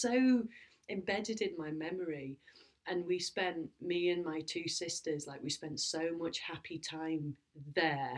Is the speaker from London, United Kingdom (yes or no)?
no; Lancashire, North West England, United Kingdom; I'm from Lancashire and we lived on an estuary and I used to walk by the river all the time